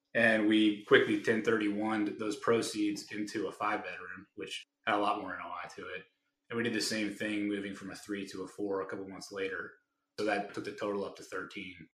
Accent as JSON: {"language": "English", "town": "Raleigh", "region": "North Carolina", "country": "United States", "said": "I'm from Raleigh, and we have our networks in those states."}